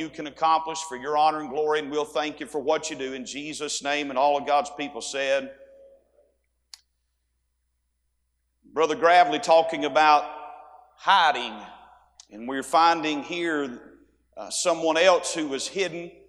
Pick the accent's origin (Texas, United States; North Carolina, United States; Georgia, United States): Georgia, United States; Dalton; moved away as an adult; now in Staunton, United States; I was born in Dalton, Georgia, and served there and lived there and served the Lord there and pastored there for 8.5 years